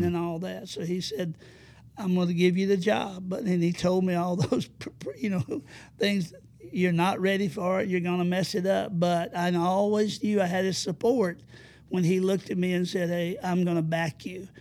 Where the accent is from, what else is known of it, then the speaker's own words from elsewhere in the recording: Madison County, Alabama, United States; also born or lived in Huntsville, Alabama; I was born and raised in Madison County